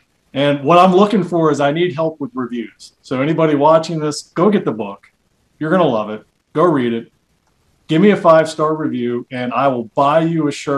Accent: Spartanburg, South Carolina, United States; moved away; I grew up in South Carolina. In Spartanburg, which back in those days was just this little sleepy Southern Baptist town.

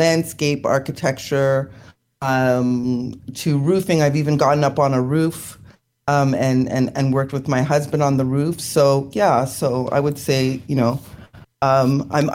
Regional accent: Toronto, Ontario, Canada; I'm in Toronto, Canada. I was born and raised here

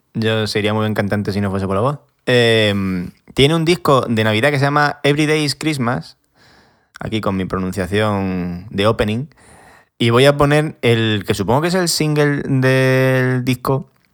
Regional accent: a small village in Badajoz, Extremadura, Spain; yo soy de un pueblo pequeño de Badajoz, 2.500 habitantes.

